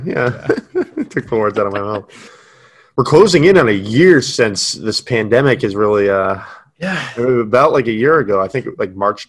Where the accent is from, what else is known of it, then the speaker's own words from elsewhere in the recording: New England, United States; I am from New England